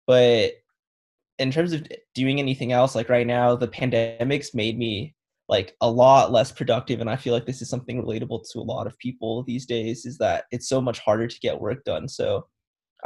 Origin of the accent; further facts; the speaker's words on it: Southern California, United States; moved away as an adult; I'm from the Southern California region.